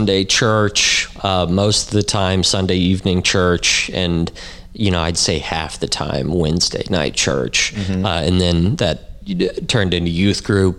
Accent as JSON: {"language": "English", "town": "Fairfax", "region": "Missouri", "country": "United States", "tie": "born or raised there", "said": "I grew up in Fairfax, Missouri, which is this tiny little town up in the northwest corner of the state"}